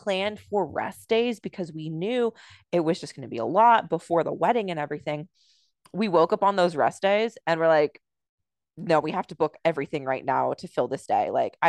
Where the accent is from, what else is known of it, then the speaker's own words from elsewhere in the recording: United States; I grew up in America